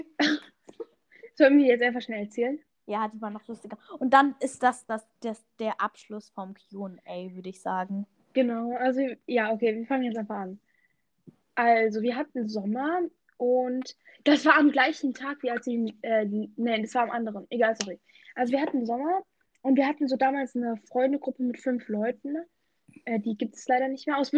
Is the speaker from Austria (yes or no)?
no; Turkey; Also als Türke ja, möchte ich ja mal sagen